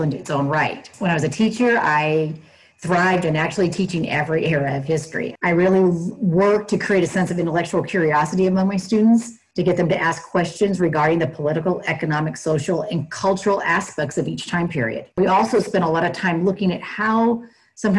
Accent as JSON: {"language": "English", "region": "Northern California", "country": "United States", "tie": "born or raised there", "said": "I was born and raised in Northern California, which is right outside the Bay Area."}